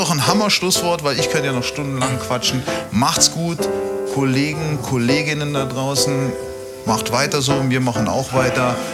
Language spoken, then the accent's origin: German; Austria; In Österreich sagen wir auch Vogelsalat, glaube ich.